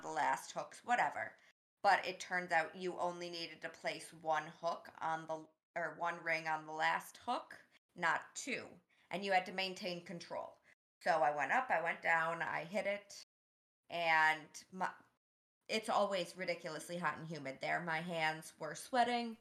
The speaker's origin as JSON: {"language": "English", "town": "Boston", "region": "Massachusetts", "country": "United States", "said": "I'm from Boston. I'm not from the Midwest"}